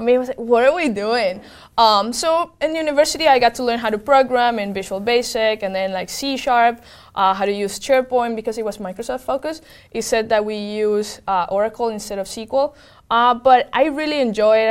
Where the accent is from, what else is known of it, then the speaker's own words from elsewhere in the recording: Venezuela; moved away; I'm from Venezuela, and I grew up